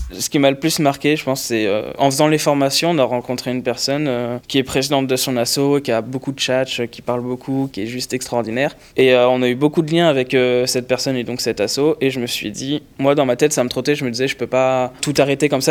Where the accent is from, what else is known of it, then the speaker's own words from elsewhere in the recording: Lyon, Auvergne-Rhône-Alpes, France; moved away as an adult; now in Paris, France; je viens de Lyon, j'étais à Lyon l'année dernière et je me suis dit, je vais aller sur Paris